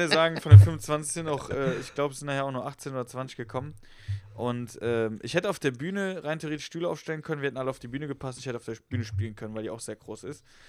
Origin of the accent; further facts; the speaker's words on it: Westerwald, Rhineland-Palatinate, Germany; moved away; Ich komme ja eigentlich aus dem Westerwald